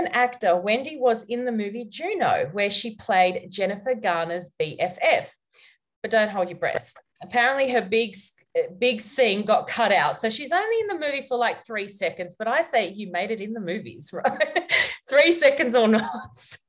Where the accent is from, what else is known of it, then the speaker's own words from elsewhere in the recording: Australia; being an Aussie